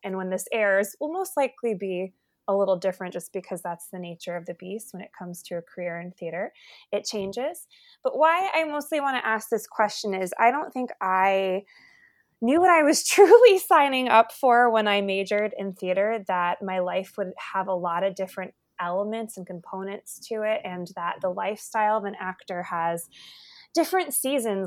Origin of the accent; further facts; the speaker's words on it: New Jersey, United States; moved away; I'm originally from New Jersey